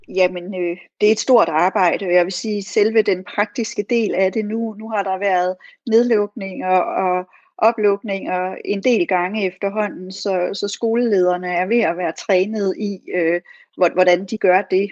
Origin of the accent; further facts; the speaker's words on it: Odense, Southern Denmark, Denmark; i Odense, hvor jeg kommer fra